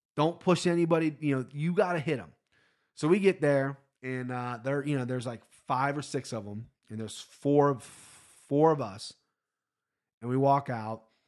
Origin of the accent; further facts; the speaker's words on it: Cincinnati, Ohio, United States; I'm a Cincinnati guy, born and raised.